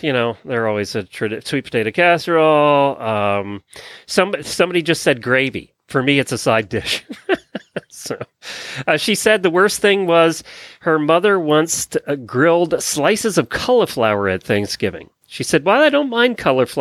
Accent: Lancaster County, Pennsylvania, United States; I grew up in Lancaster County, Pennsylvania

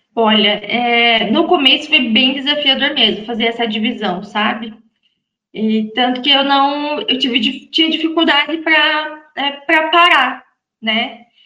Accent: Santa Catarina, Brazil; moved away as an adult; Eu sou de Santa Catarina

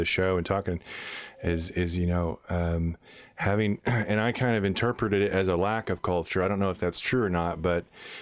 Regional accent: Texas, United States; I grew up in Texas

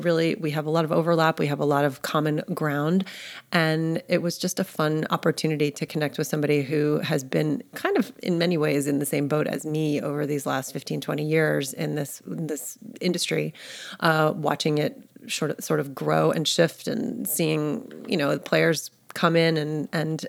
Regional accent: New York, United States; moved away as an adult; now in Austin, United States; I'm born and raised in New York

